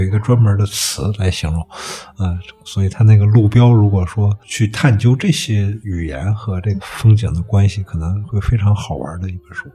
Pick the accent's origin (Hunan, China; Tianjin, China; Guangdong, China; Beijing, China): Beijing, China; Hepingli; 我原来在那个和平里那儿展的那个画面，我们一般附近有一个一片农田，就是叫太阳公公社